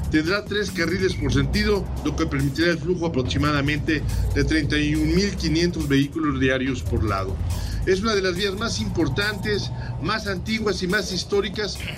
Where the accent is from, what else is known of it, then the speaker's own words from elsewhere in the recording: Mexico; todos somos mexicanos, a todos nos duele, más allá de si están allá o están acá